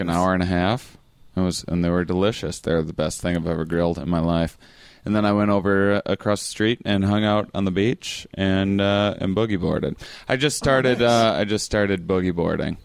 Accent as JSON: {"language": "English", "area": "small town outside La Crosse", "region": "Wisconsin", "country": "United States", "said": "a small town in, in Wisconsin. It's outside of the city called La Crosse."}